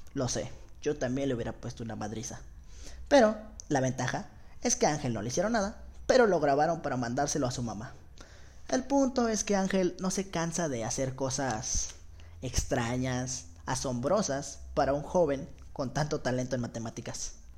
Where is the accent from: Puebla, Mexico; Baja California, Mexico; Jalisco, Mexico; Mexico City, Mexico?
Jalisco, Mexico; Guadalajara; Tengo 17 años, soy de Guadalajara, Jalisco